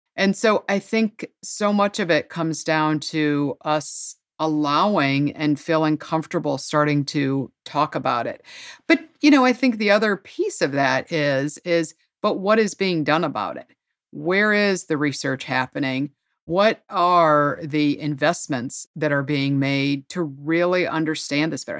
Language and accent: English; Ohio, United States; moved away as an adult; also born or lived in North Carolina; Ohio, my home state, even though I lived many years in North Carolina